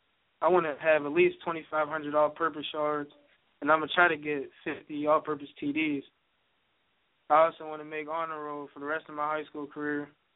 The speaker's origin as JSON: {"language": "English", "town": "Clairton", "region": "Pennsylvania", "country": "United States", "said": "I'm from Clairton, PA. I'm currently in 11th grade, class of 2016."}